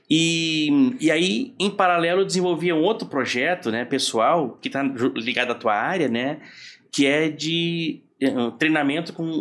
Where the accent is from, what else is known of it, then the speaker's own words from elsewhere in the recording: Rio Grande do Sul, Brazil; eu sou gaúcho e fui para logo que me formei fui convidado para é